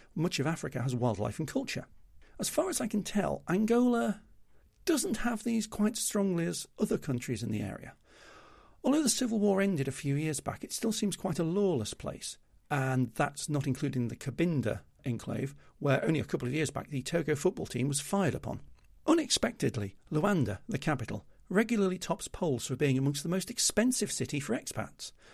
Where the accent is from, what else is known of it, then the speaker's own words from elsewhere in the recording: United Kingdom; being British means I'm already well aware of it from my home life